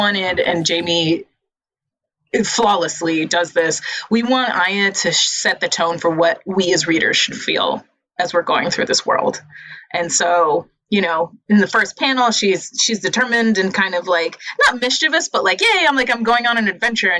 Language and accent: English; New York City, New York, United States; I grew up in the Lower East Side, which is not the projects